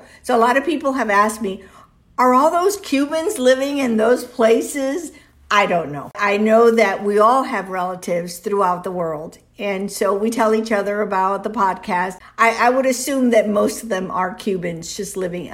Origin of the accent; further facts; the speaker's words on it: Miami, Florida, United States; first language Spanish; English is a second language; also born or lived in Cuba / Venezuela / Tampa, Florida; now in Florida, United States; I grew up in Miami